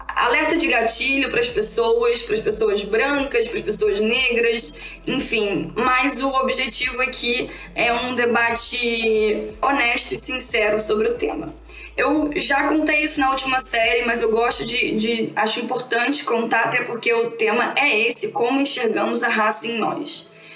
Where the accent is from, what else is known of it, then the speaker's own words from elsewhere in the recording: Rio de Janeiro, Brazil; Eu sou aqui do Rio de Janeiro